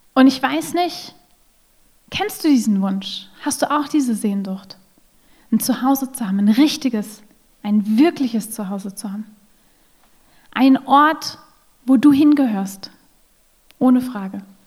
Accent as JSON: {"language": "German", "country": "Germany", "also_born_or_lived": "Russia", "moved": "as an adult", "lives_now": "Salzburg, Austria", "said": "In Deutschland zu Hause, wo meine Familie ist, wo ich herkomme, oder in Russland zu Hause, wo ich zu dem Zeitpunkt gewohnt habe"}